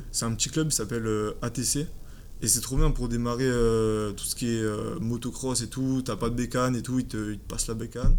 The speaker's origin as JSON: {"language": "French", "town": "Aix-en-Provence", "region": "Provence-Alpes-Côte d'Azur", "country": "France", "said": "je viens d'Aix"}